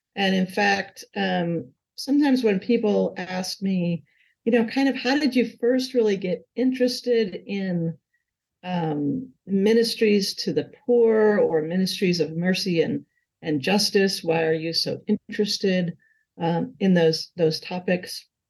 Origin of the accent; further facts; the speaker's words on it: Hamburg, New York, United States; now in Charlottesville, United States; Grew up uh, in a town called Hamburg, New York, outside of Buffalo